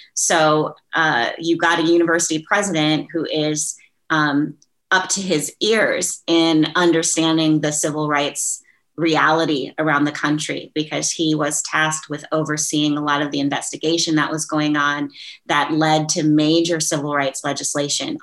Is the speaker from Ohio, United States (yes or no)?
no; Minnesota, United States; moved away as an adult; I'm a Midwesterner too, so I grew up in in, in Minnesota